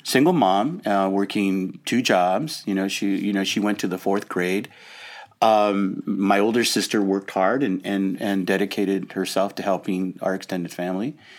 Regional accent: Los Angeles, California, United States; I grew up in Lincoln Heights. Well, we lived in a number of different places in Los Angeles

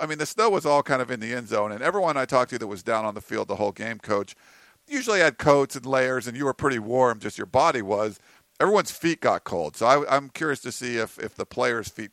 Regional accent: New England, United States; now in Southern California, United States; I grew up in New England

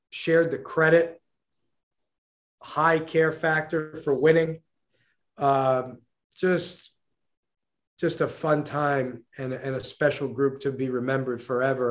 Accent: New York City, New York, United States; Growing up in New York City, following college basketball, playing college basketball

